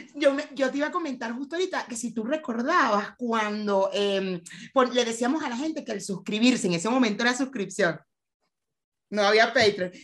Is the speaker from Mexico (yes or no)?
no; Venezuela; nosotros que somos venezolanos, que nuestra comunidad es venezolana